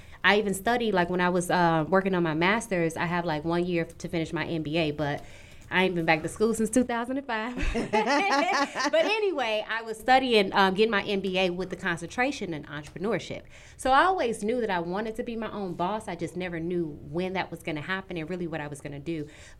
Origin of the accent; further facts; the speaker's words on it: Chicago, Illinois, United States; I'm from Chicago, born and raised.